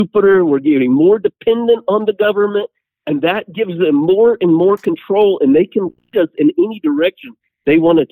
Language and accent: English; Southwest Kansas, United States; I'm from Southwest Kansas